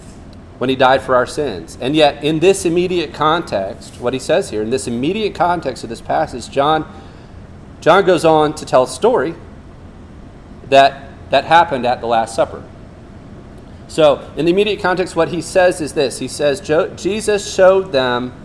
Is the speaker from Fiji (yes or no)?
yes; Fiji; moved away; I grew up in Fiji where we went barefoot more than the Durban boys